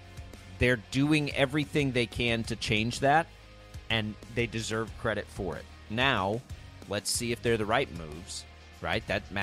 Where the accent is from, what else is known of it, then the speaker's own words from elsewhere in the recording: Texas, United States; moved away; or in my case, 300 miles from Dallas. Where I grew up in Texas.